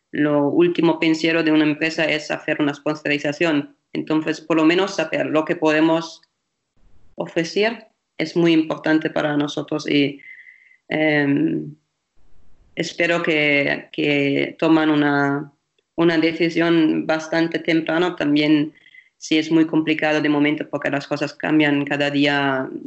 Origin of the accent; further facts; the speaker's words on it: Germany; Spanish is a second language; lo bueno es porque soy alemana, que el otro día en Alemania han dicho